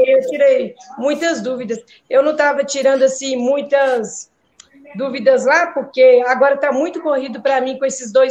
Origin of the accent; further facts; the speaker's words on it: Minas Gerais, Brazil; de Minas Gerais.